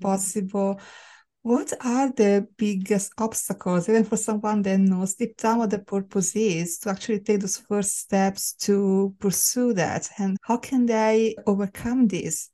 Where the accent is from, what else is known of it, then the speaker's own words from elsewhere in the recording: Italy; moved away; growing up in Italy